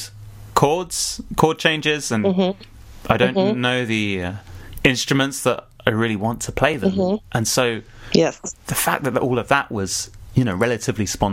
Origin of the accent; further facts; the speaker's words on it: United Kingdom; as a British person